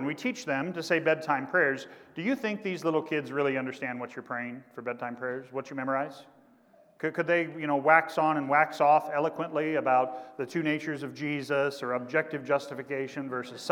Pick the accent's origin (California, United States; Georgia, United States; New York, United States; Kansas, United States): Kansas, United States; now in Indiana, United States; my home state teams from Kansas